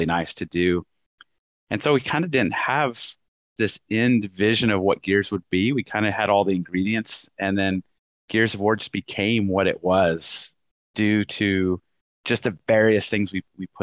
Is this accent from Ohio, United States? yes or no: no; Texas, United States; moved away as an adult; also born or lived in Dallas / North Carolina; I was leaving my home state of Texas, moving to North Carolina